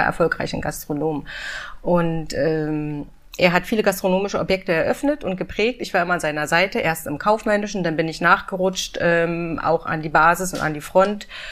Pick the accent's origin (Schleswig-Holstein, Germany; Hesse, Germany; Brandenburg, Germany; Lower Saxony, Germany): Brandenburg, Germany; Potsdam; moved away as an adult; also born or lived in Munich; now in Berlin, Germany; Also ich komme aus Potsdam und Potsdam liegt ja vor Berlin.